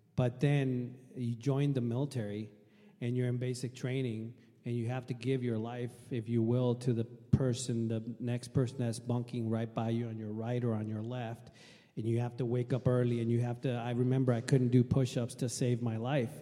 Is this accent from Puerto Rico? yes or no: yes; Puerto Rico; moved away as an adult; also born or lived in Logan, Utah; now in Washington, United States; I was uh, born and raised in Puerto Rico. Um, lived there till I finished my high school in 1995